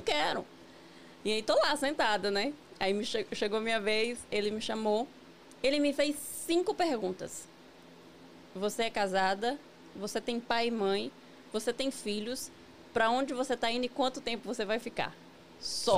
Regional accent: near Vitória da Conquista, interior of Bahia, Brazil; moved away as an adult; also born or lived in São Paulo / Virginia; now in United States; Eu sou baiana do interior da Bahia, né? É uma cidade que fica a 60 quilômetros de Vitória da Conquista

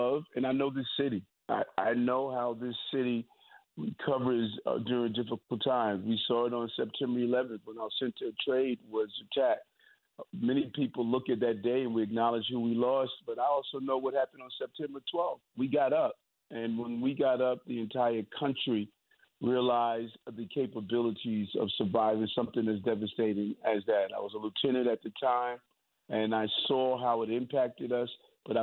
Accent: New York City, New York, United States; I'm from New York

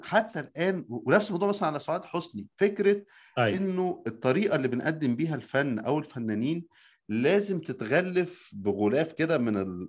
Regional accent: Egypt; now in United States; عندنا في مصر

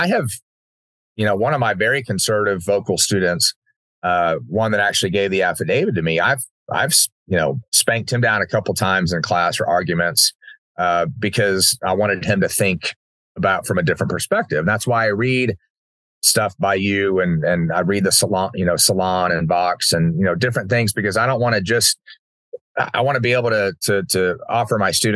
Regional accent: Uvalde, Texas, United States; having my small little world that growing up in Uvalde

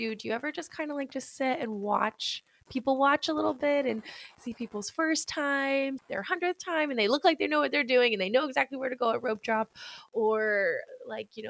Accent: East Coast, United States; also born or lived in California; now in Florida, United States; I grew up on the East Coast

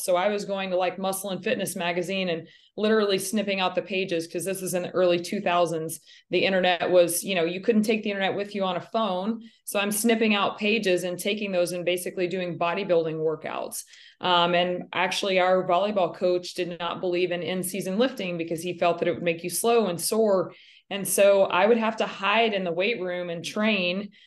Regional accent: Wichita Falls, Texas, United States; I am from Wichita Falls, Texas, not to be confused with Wichita, Kansas. I was born and raised and lived my entire life in the state of Texas

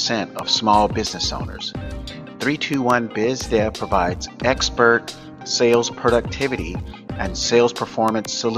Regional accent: South Florida, United States; I grew up in South Florida.

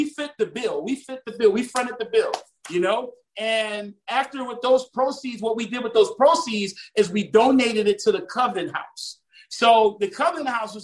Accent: Savannah, Georgia, United States; also born or lived in Harlem, New York / Miami, Florida; now in Fort Lauderdale, United States; I was born in Harlem, but I was raised in Savannah. But I now, you know, reside in Broward County, which is Fort Lauderdale, Florida

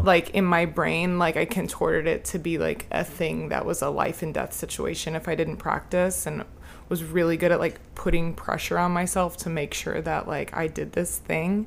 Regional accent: The Colony, Texas, United States; born or raised there; also born or lived in Lubbock, Texas

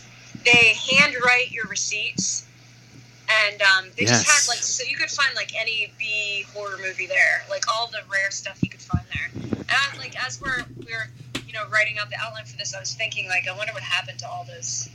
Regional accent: Altoona, Pennsylvania, United States; my hometown where I grew up in Altoona

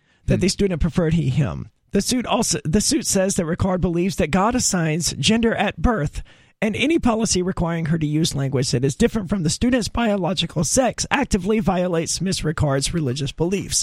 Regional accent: Mississippi, United States; I grew up in Mississippi, and there was maybe one teacher throughout my entire schooling in Mississippi

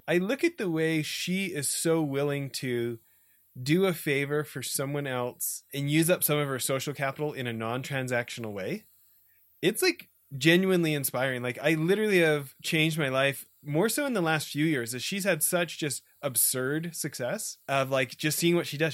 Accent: Edmonton, Alberta, Canada; also born or lived in a small farm town; I grew up in Edmonton, the city of a million

